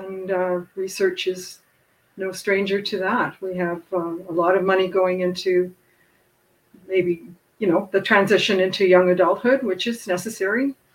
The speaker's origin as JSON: {"language": "English", "country": "Canada", "said": "Speaking as a Canadian"}